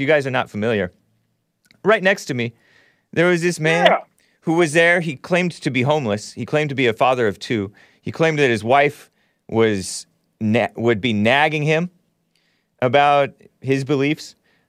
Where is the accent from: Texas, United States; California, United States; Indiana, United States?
California, United States; Los Angeles; also born or lived in West Covina; I'm from L.A.